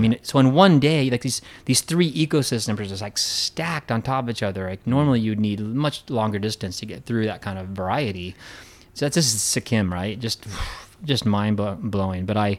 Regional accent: Pacific Northwest, United States; 'cause I grew up in the Cascade Mountains and, you know, Colorado was the Rockies.

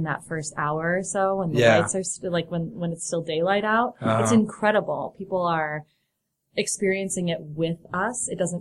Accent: Chicago, Illinois, United States; moved away; I'm from Chicago

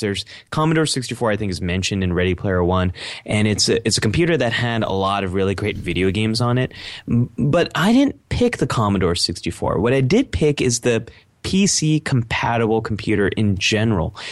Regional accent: Silicon Valley, California, United States; Growing up in Silicon Valley

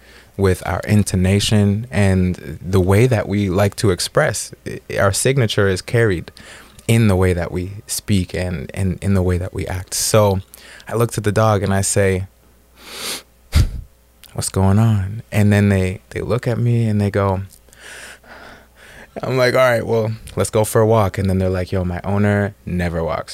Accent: Canada; moved away as an adult; now in Oceanside, United States; I'm from Canada

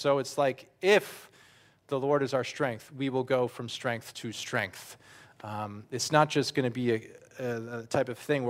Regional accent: New Jersey, United States; also born or lived in Toms River; now in Austria; I grew up in North Jersey. I grew up and lived here for years too in Ocean County and down in Toms River

